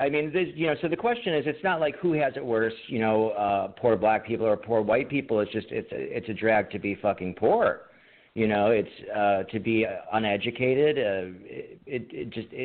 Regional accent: Ohio, United States; moved away; I'm originally from Ohio

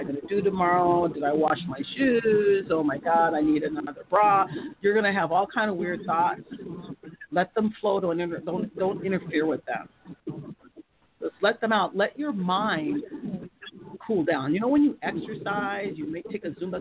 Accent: United States; I'm American

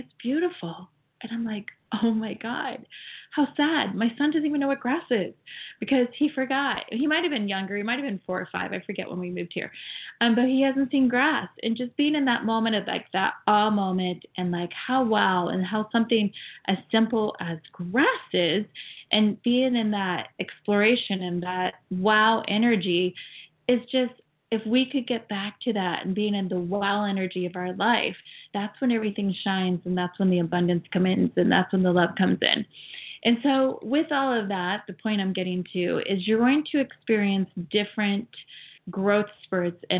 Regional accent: Ohio, United States; also born or lived in Florida; now in California, United States; I grew up and raised in Ohio, but then I lived in Florida for 24 years.

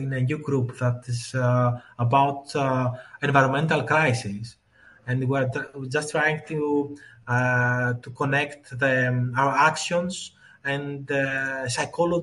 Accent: Greece; I was born in Greece

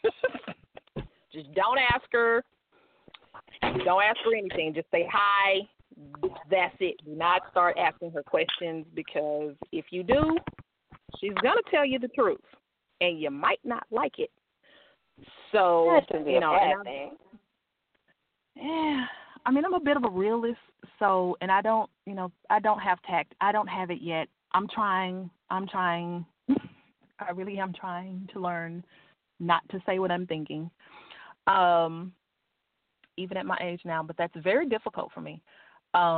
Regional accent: Crockett, Texas, United States; I'm from Crockett, Texas.

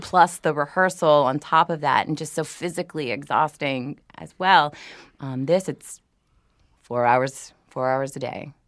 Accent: New Orleans, Louisiana, United States; I'm from New Orleans

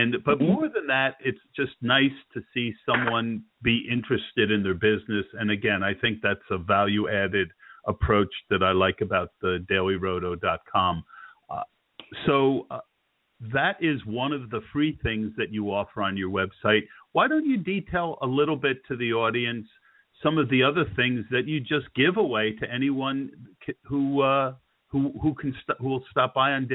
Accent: New York, United States; I grew up in New York in the 80s.

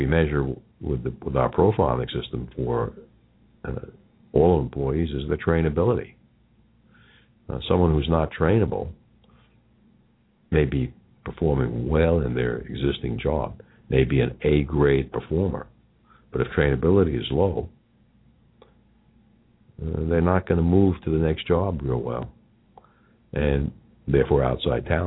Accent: New York, United States; accent: New York; my New York accent

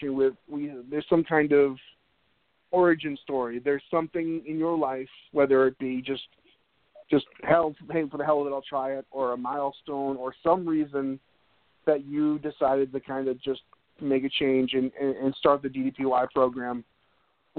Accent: Needham, Massachusetts, United States; moved away; my hometown of Needham, Massachusetts

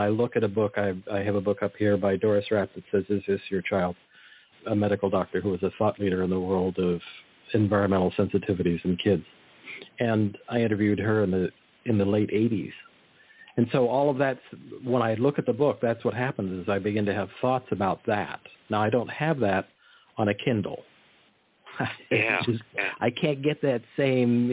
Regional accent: Monterey Peninsula, California, United States; I grew up in the Monterey Peninsula.

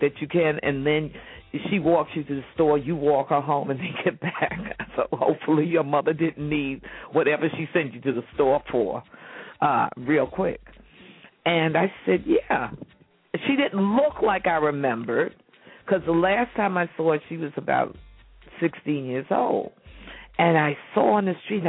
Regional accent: New York City, New York, United States; moved away as an adult; now in California, United States; I grew up on 122nd and Lenox

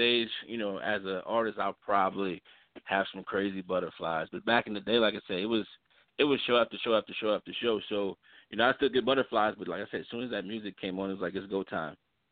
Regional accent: Baton Rouge, Louisiana, United States; also born or lived in Lafayette, Louisiana; now in Kansas City, United States; I'm originally from Louisiana, Lafayette born, raised in Baton Rouge

